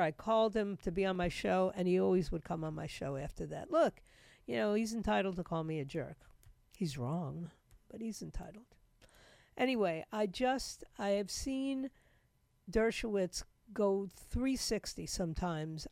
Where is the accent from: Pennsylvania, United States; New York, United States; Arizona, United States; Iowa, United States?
New York, United States; moved away; I grew up in the biggest city.